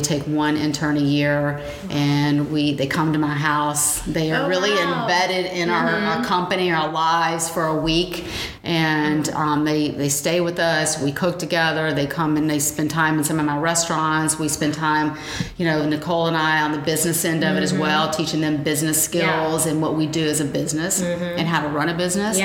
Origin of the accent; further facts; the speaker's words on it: the South, United States; even though we were in the South